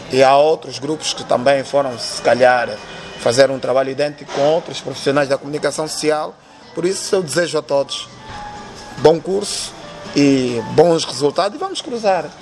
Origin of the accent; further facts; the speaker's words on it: Luanda, Luanda Province, Angola; Eu nasci no Rangel